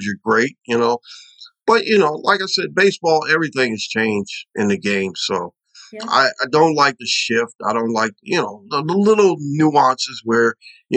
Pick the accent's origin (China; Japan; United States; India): United States; Baltimore, Maryland; also born or lived in Los Angeles; I'm from Baltimore